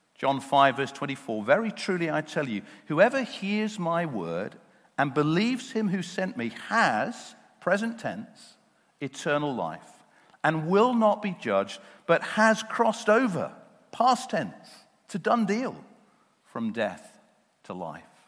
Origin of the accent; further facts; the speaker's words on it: United Kingdom; those of us who were born and brought up here in the UK